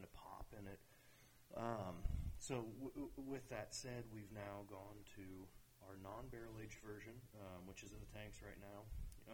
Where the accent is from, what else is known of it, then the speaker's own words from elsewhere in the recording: Denton, Nebraska, United States; moved away as an adult; also born or lived in Crete, Nebraska / Lincoln, Nebraska / Monmouth, Illinois / Kentucky; now in Denver, United States; Born and raised in Denton, Nebraska.